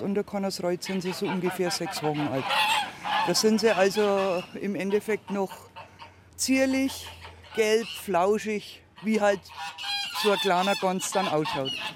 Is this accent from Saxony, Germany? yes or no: no; Franconia, Bavaria, Germany; bei uns in Franken